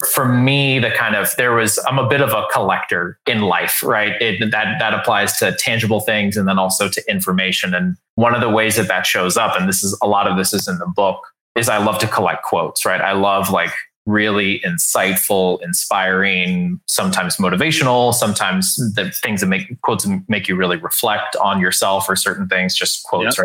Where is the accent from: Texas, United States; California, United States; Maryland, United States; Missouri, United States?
Texas, United States; San Antonio; I grew up in San Antonio, Texas